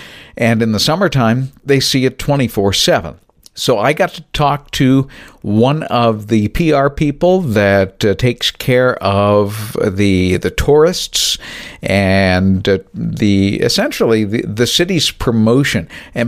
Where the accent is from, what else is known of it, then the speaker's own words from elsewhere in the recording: New Bedford, Massachusetts, United States; as I was growing up in New Bedford, Massachusetts, south of Boston.